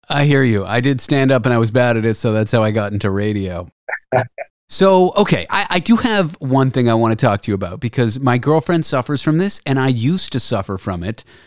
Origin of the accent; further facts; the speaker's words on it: Canada; moved away as an adult; now in United States; I'm Canadian